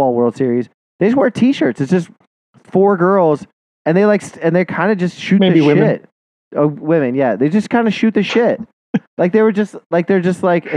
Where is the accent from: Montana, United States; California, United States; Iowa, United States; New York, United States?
Montana, United States; moved away; I was from Montana